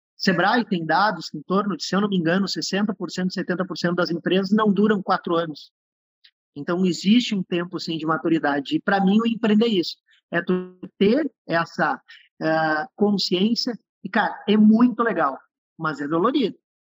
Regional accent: on the border with Uruguay, Rio Grande do Sul, Brazil; Nasci numa cidadezinha no interior do Rio Grande do Sul, na fronteira com o Uruguai, sou descendente de uruguaio

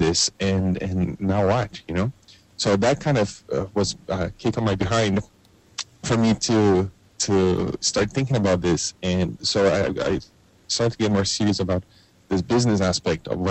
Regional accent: Brazil; now in Canada; I grew up in Brazil in the 1980s.

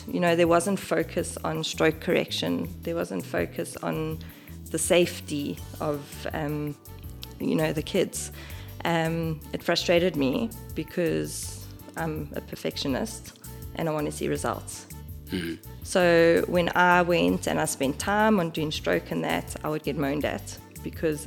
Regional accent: KwaZulu-Natal, South Africa; now in Johannesburg, South Africa; I'm originally from Natal

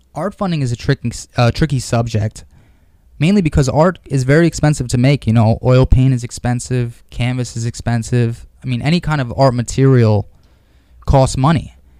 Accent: New York City, New York, United States; I grew up here in Manhattan. Uh, I grew up in Stuyvesant Town

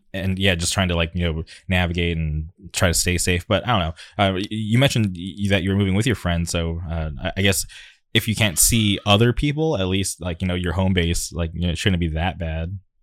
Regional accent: La Quinta, California, United States; I grew up in the city of La Quinta

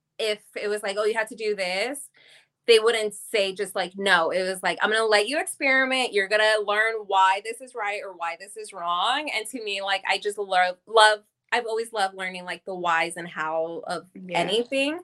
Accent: Bay Area, California, United States; moved away as an adult; now in Los Angeles, United States; I'm originally from the Bay Area, but I've been in LA for a little over 10 years now

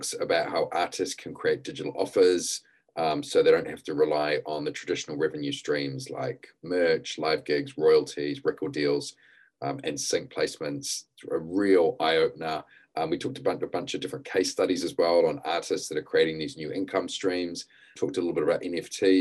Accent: New Zealand; moved away as an adult; now in United Kingdom; I'm originally from New Zealand, came to the UK to get into the music industry

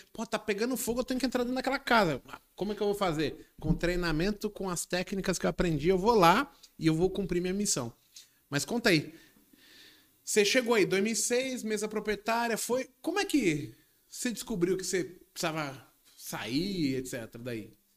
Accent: Brazil; a gente, como brasileiro em si

